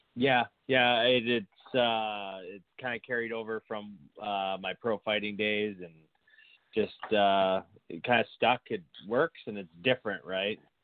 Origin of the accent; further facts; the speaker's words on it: Saskatoon, Saskatchewan, Canada; moved away as an adult; now in Edmonton, Canada; I live in Edmonton right now. Um, I moved here probably about ten years ago, but born and raised in Saskatoon, Saskatchewan